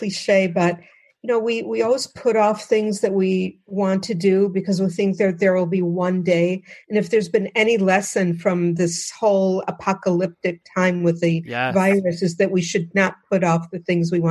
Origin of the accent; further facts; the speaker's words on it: outside of Detroit, Michigan, United States; I grew up outside of Detroit